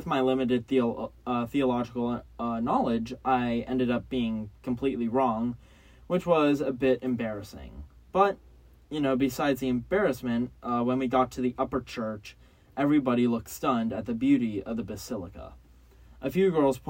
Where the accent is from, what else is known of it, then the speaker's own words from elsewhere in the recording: California, United States; now in Washington, D.C., United States; I grew up in California